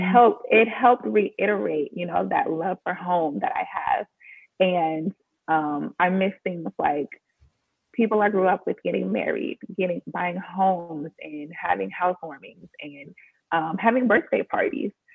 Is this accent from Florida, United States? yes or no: no; Washington, District of Columbia, United States; moved away as an adult; also born or lived in Los Angeles, California; I'm from Washington, D.C.